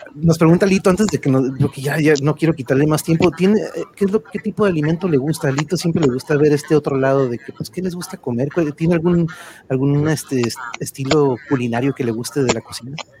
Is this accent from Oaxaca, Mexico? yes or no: no; Tijuana, Baja California, Mexico; a mi tierra, a mi bella Tijuana